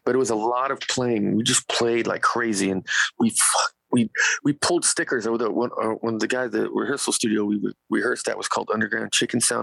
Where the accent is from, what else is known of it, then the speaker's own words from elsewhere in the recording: Bakersfield, California, United States; it's my hometown